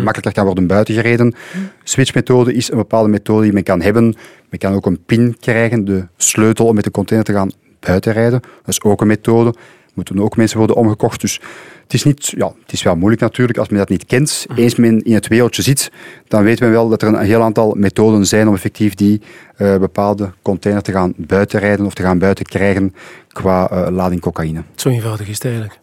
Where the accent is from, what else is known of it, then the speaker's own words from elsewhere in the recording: Antwerp, Flanders, Belgium; Ik kom zelf uit Antwerpen.